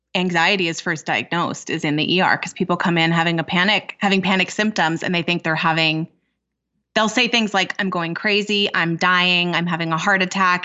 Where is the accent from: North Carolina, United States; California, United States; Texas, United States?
California, United States; moved away as an adult; now in Minnesota, United States; I'm originally from California, but I moved to Minnesota a number of years ago for a postdoctoral fellowship.